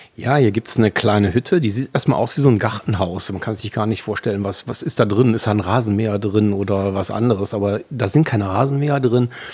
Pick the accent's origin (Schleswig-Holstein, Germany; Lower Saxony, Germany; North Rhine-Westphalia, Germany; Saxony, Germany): North Rhine-Westphalia, Germany; Wuppertal; moved away as an adult; also born or lived in Langenfeld / Düsseldorf; Ich bin Elberfelder, geborener Elberfelder